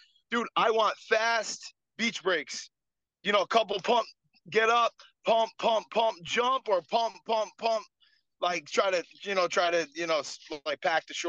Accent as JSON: {"language": "English", "town": "New London", "region": "Connecticut", "country": "United States", "tie": "born or raised there", "said": "So I'm from New London, so like, which is, you know, southeastern Connecticut. I'm right next to Rhode Island."}